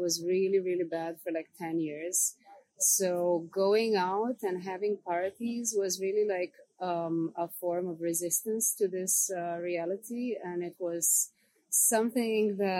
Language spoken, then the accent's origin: English; Serbia; coming from a place where I come from, like coming from Serbia